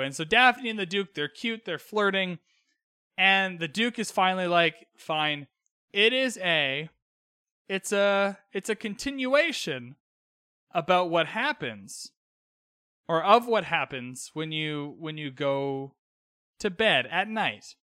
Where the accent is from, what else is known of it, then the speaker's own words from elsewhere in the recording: Vancouver, British Columbia, Canada; I grew up in Western Canada, in Vancouver